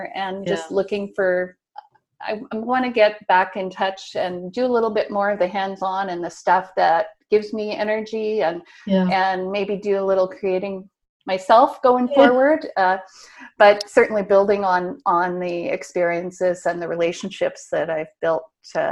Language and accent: English; Nova Scotia, Canada; moved away as an adult; also born or lived in St. Albert, Alberta; I'm back in Nova Scotia now, and I grew up here in Nova Scotia